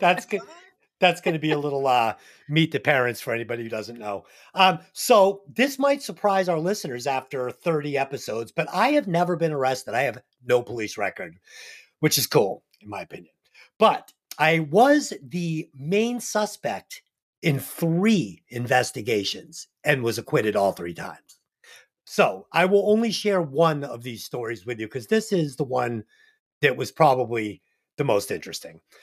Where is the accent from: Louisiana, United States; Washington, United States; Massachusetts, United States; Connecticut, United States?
Massachusetts, United States; Boston; I'm from Boston